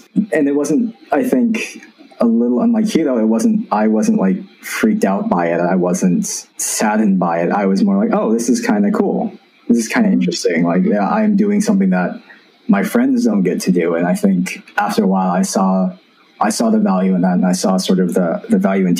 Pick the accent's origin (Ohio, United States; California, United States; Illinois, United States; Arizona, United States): Arizona, United States; growing up in Arizona with one, not a very big Asian community, two, not a very big Jewish community, weren't too many people like me.